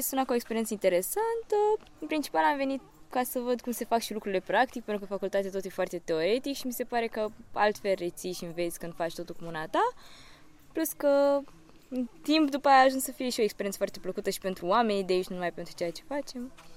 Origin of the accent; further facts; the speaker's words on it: Galați, Galați County, Romania; moved away as an adult; now in Bucharest, Romania; am 23 de ani și vin din Galați, dar studiez la București